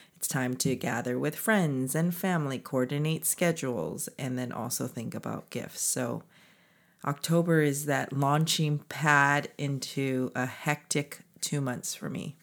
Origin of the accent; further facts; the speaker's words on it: United States; as Korean American professional women